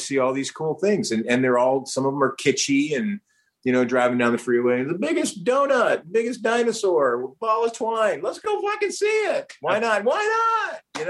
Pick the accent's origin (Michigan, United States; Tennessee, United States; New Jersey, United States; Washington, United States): New Jersey, United States; also born or lived in New York; I was born in New York, raised in New Jersey. I'd never been up in the Twin Towers because they're there, like the Twin Towers.